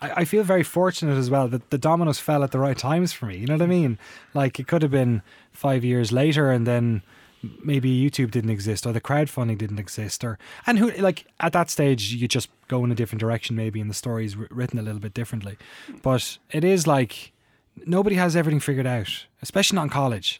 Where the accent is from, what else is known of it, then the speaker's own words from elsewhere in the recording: Waterford, Munster, Ireland; moved away as an adult; now in Oakland, United States; I really loved growing up in Waterford